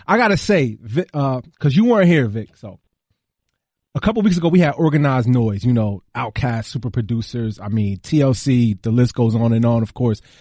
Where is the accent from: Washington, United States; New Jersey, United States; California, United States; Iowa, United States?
New Jersey, United States; Newark; I'm from Newark